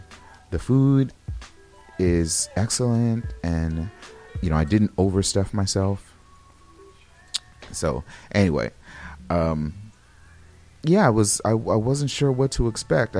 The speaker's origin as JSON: {"language": "English", "town": "Los Angeles", "region": "California", "country": "United States", "moved": "yes", "said": "I'm originally from Los Angeles and my family is back in Los Angeles"}